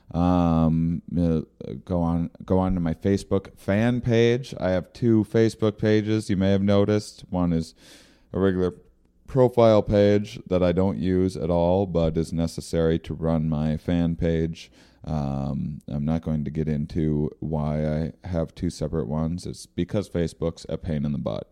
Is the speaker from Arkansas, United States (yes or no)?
no; near Rochester, Minnesota, United States; moved away; Rochester, Minnesota, near my hometown